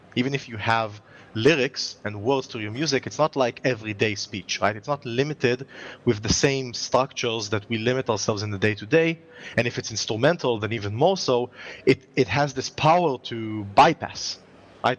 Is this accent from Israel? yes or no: yes; Israel; if I as an Israeli